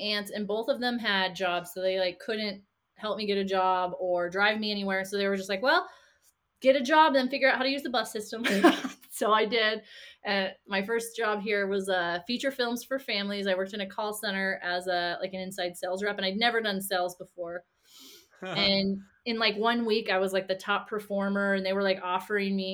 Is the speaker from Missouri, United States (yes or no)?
yes; Kansas City, Missouri, United States; now in Utah, United States; I grew up in Kansas City, Missouri